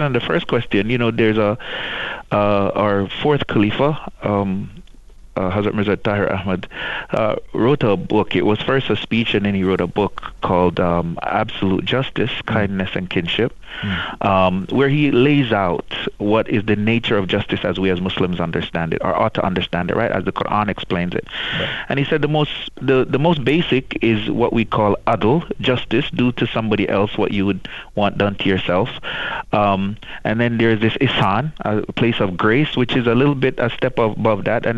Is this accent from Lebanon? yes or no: no; Jamaica; grew up in the church in the Caribbean. I'm from Jamaica